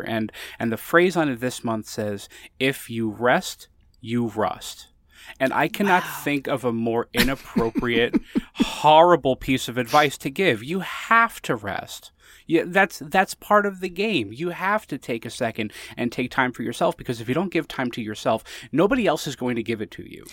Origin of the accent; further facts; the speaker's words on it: Connecticut, United States; I lived in Connecticut